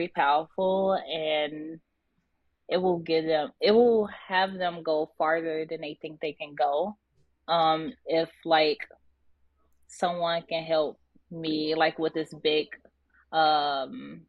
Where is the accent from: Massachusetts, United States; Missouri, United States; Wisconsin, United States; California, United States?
California, United States; Inglewood; me growing up in Inglewood